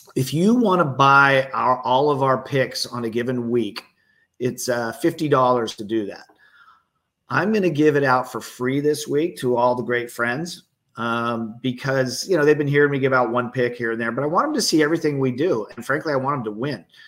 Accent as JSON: {"language": "English", "area": "Bay Area", "region": "California", "country": "United States", "said": "I'm from the Bay Area."}